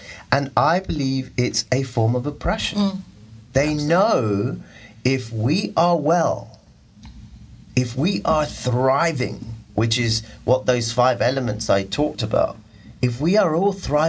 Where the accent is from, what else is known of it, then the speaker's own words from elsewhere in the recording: India; I'm a Muslim. I'm an Indian.